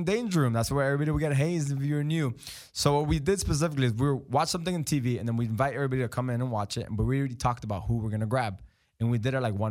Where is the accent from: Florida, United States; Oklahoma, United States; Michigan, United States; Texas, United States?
Florida, United States; Miami; we're from Miami